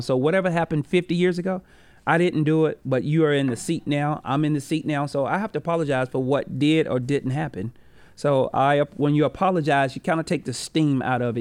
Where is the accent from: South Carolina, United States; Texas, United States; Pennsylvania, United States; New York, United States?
South Carolina, United States; Rock Hill; I grew up on Green Street